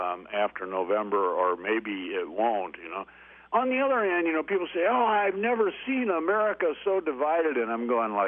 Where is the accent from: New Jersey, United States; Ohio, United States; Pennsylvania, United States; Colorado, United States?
Ohio, United States; Toledo; I'm from Toledo